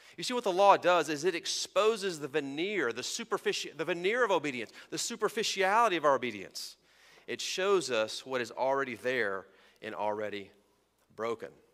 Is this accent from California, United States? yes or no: no; Texas, United States; I was raised in Texas in the Sun Belt